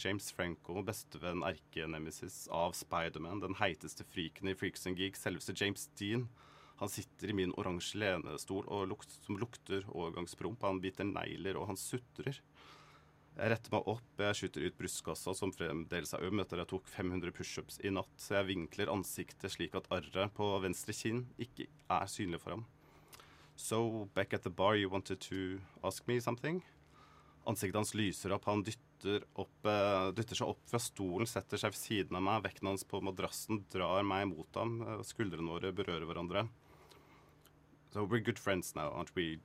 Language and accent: Norwegian; Kragerø, Vestfold og Telemark, Norway; moved away; jeg var veldig ensom og alene hjemme i Sannidal i Kragerø.